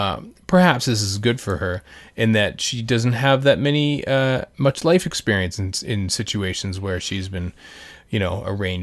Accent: Canada; Probably because I'm Canadian.

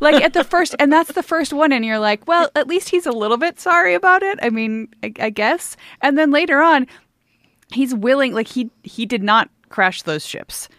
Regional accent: United States; being an American

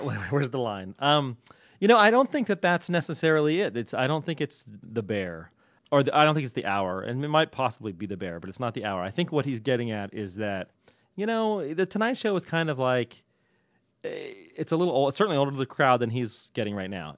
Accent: Ireland; I'm Irish.

